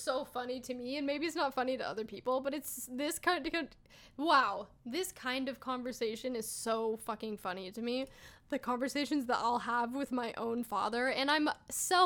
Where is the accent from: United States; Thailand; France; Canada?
United States; Idaho; I grew up here in Idaho.